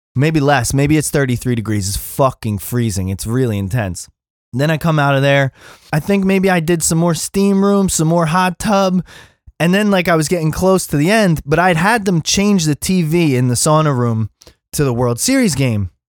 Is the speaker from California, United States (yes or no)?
no; Philadelphia, Pennsylvania, United States; accent: East Coast; now in Los Angeles, United States; I'm from Philly